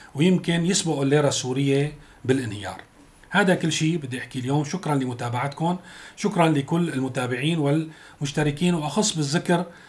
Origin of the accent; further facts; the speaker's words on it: Syria; نحن كسوريين